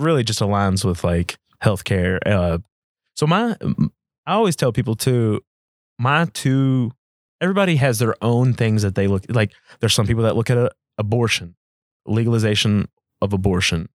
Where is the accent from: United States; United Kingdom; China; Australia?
United States; as American citizens